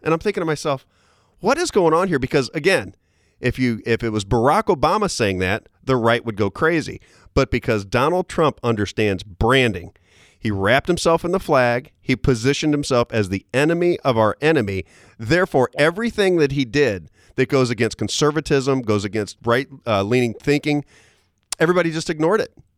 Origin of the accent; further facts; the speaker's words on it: St. Louis, Missouri, United States; I grew up in St. Louis